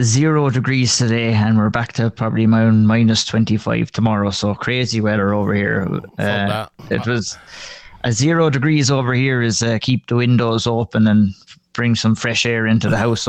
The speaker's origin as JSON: {"language": "English", "country": "Ireland", "moved": "yes", "said": "I remember when I first moved over here, moved over here in 2016, yeah. And I came from Ireland, and it was just coming out of the winter."}